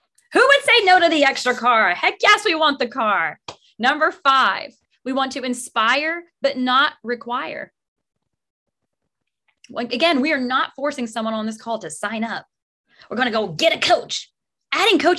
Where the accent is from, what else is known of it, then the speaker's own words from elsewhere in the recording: Texas, United States; now in New Jersey, United States; I'm in New Jersey, but I'm from Texas.